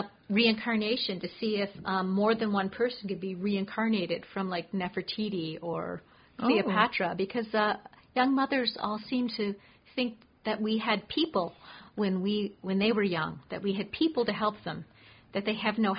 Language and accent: English; Canada; being a Canadian, I'm a huge fan of Harry.